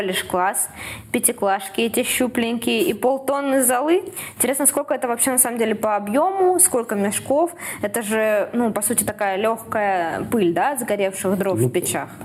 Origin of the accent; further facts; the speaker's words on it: Saint Petersburg, Russia; moved away as an adult; now in Krasnodar, Russia; Я, как петербурженка